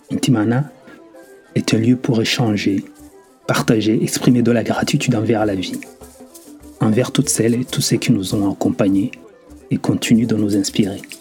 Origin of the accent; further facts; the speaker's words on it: Rwanda; moved away; mes expériences depuis ma jeunesse dans mon pays natal, le Rwanda